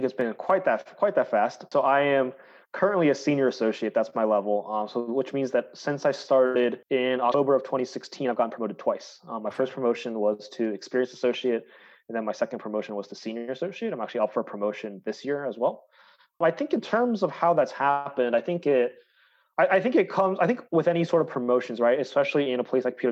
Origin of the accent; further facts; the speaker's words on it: Tampa, Florida, United States; moved away as an adult; also born or lived in Chicago; I grew up in Tampa, Florida